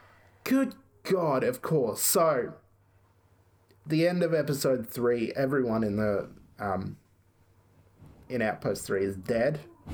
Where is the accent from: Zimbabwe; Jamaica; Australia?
Australia